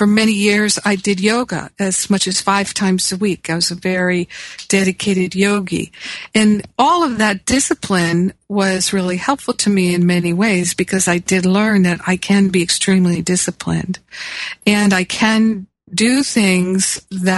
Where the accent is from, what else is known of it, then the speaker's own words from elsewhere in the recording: Los Angeles, California, United States; my hometown of Los Angeles